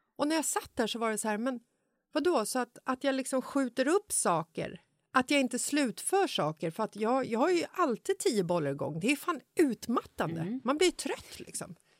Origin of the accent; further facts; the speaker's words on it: Stockholm, Stockholm County, Sweden; I Bagarmossen, där jag är uppvuxen